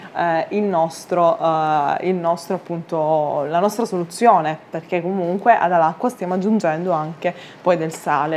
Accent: Sicily, Italy; i racconti della mia terra

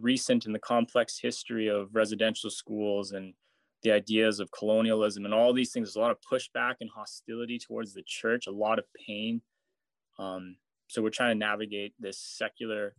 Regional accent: Whitehorse, Yukon, Canada; moved to Whitehorse, my hometown

